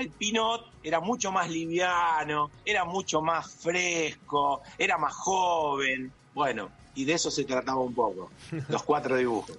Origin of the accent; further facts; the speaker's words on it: Santa Fe, Argentina; en mi, en mi ciudad, mi pueblo, yo digo mi pueblo, pero una ciudad de 15.000 habitantes, estaba cosechadoras Don Roque Basali, fueron las primeras cosechadoras del país.